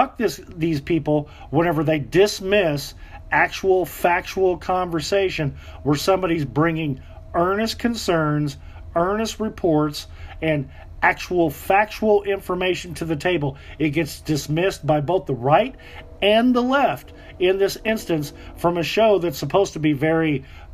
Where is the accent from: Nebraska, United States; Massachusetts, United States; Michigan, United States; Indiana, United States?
Indiana, United States; Southern; We grew up here in Southern Indiana together.